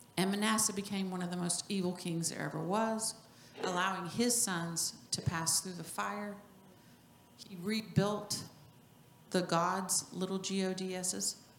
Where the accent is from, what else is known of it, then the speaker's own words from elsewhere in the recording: New Mexico, United States; moved away; also born or lived in Norway; I was born in New Mexico